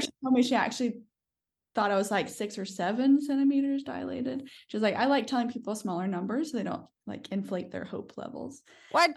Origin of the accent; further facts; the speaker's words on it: United States; moved away as an adult; also born or lived in New York; now in New Zealand; I'm American.